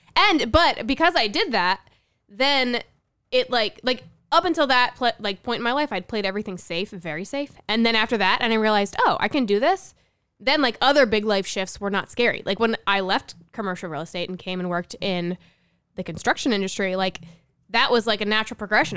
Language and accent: English; New Jersey, United States; moved away as an adult; also born or lived in California; I'm from New Jersey. So is Sean. Grew up, we went to the same high school